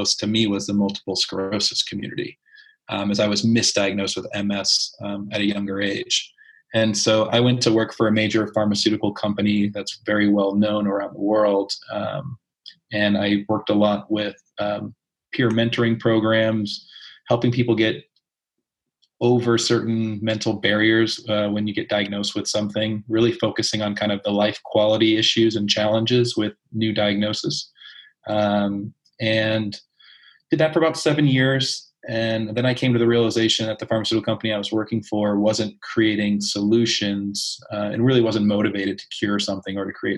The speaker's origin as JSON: {"language": "English", "region": "East Coast", "country": "United States", "tie": "born or raised there", "said": "I grew up on the East Coast in a state that didn't really allow that."}